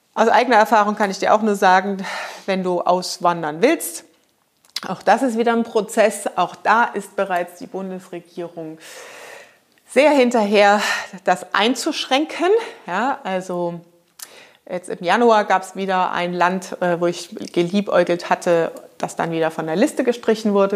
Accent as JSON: {"language": "German", "country": "Germany", "said": "als Unternehmer für die nächsten Jahre bei uns in Deutschland"}